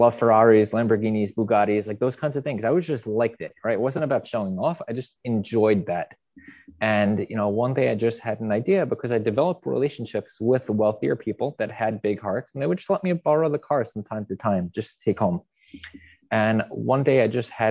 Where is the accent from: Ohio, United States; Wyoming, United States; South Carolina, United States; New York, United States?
New York, United States; Long Island; I grew up in Long Island, which is a very affluent area